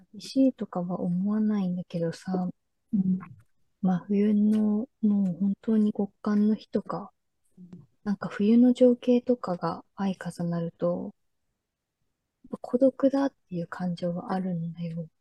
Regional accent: Japan; 日本人だから

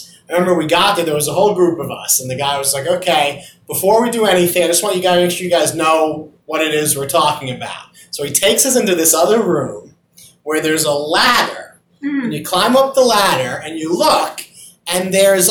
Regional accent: Long Island, New York, United States; I grew up on Long Island.

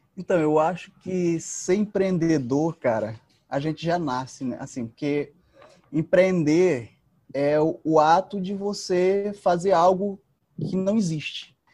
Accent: São Bento, Maranhão, Brazil; moved away as an adult; also born or lived in Pinheiro, Brazil; now in São Luís, Brazil; eu sou sou de São Bento, sou filho de um ex-pescador com uma dona de casa.

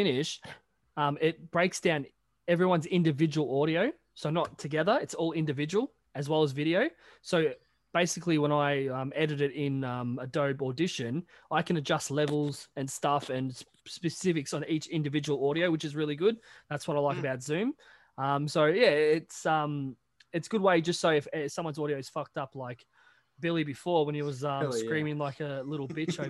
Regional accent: Australia; I'm Australian

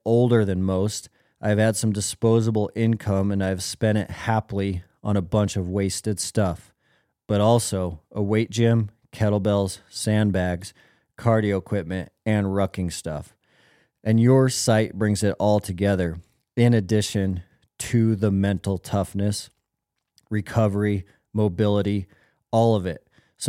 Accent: Minnesota, United States; I am not a hunter. I'm not a mountain person. I'm a flatlander from Minnesota. I am 76 years old

